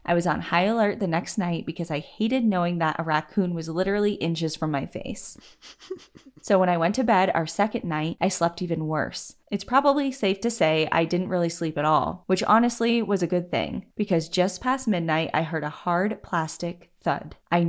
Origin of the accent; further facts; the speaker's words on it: Salt Lake City, Utah, United States; Growing up in the Salt Lake City area, Utah has been the ultimate playground for me as a nature lover.